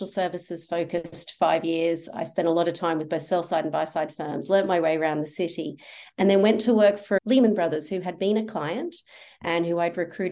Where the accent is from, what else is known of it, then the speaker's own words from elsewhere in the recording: Australia; accent: Australian; moved away; also born or lived in London, United Kingdom; You can hear from my accent that I've got family in Australia